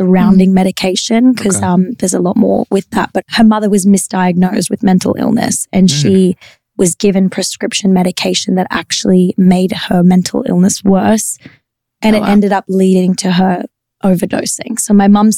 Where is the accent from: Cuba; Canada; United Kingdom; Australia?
Australia; Queensland; I was from Queensland.